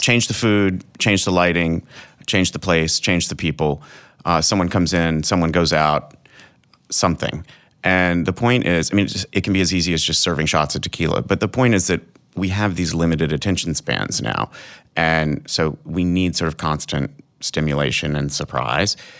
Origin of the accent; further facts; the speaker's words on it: Arkansas, United States; moved away; I'm from Arkansas